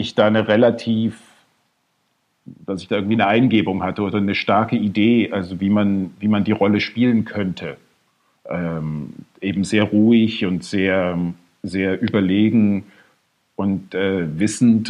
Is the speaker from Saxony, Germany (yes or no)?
yes; Bad Schandau, Saxony, Germany; also born or lived in Dohna / Neustadt in Sachsen / Massachusetts; ich bin da in der Nähe aufgewachsen, in, in Bad Schandau und, in, und Neustadt